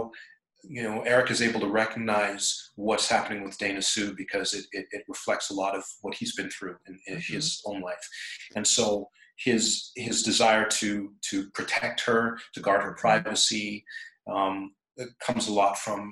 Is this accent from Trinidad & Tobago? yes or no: yes; Trinidad & Tobago; We're both from Trinidad